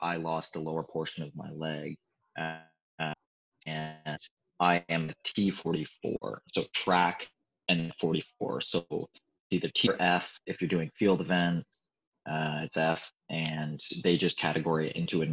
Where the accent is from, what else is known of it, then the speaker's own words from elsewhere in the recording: Boston, Massachusetts, United States; moved away; I'm from Boston, Massachusetts. Like I was born in the United States